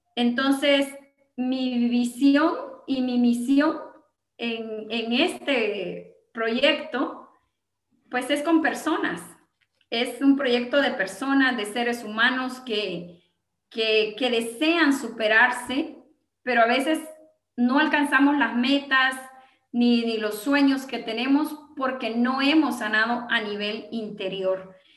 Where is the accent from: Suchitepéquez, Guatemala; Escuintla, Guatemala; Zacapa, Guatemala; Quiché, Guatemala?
Zacapa, Guatemala; Gualán; yo soy de Gualán, Zacapa, Guatemala